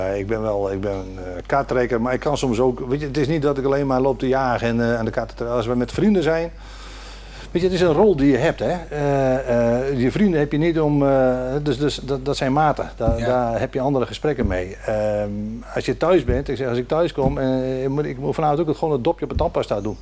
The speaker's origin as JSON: {"language": "Dutch", "area": "Noordoostpolder", "region": "Flevoland", "country": "Netherlands", "tie": "born or raised there", "said": "ik ben hier geboren en getogen in de Noordoostpolder"}